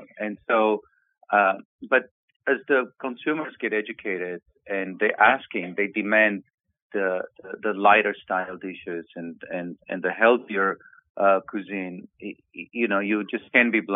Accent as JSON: {"language": "English", "country": "Romania", "tie": "born or raised there", "moved": "as an adult", "lives_now": "Santa Monica, United States", "said": "Since I was a young boy in Romania, I was born in Romania. I came into the States 24 years ago."}